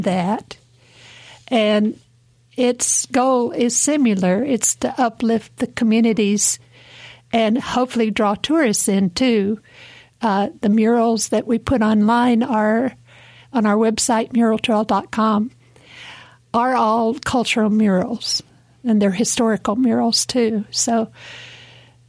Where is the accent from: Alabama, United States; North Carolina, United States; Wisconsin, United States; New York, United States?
North Carolina, United States; Tuckasegee River, Blue Ridge Mountains, Appalachia; moved away as an adult; also born or lived in California; I was born down on the Tuckasegee River in Cherokee Country, and I just loved it. I grew up running around the woods